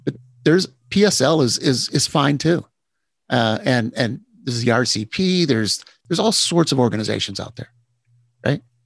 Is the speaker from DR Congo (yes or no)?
no; Texas, United States; moved away; I, I grew up in Texas.